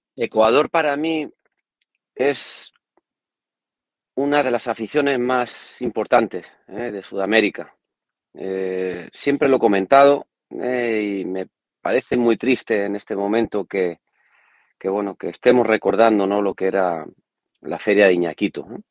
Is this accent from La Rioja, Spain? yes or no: no; Córdoba, Andalusia, Spain; a Córdoba, ¿no? A, la afición, ¿no? A mi tierra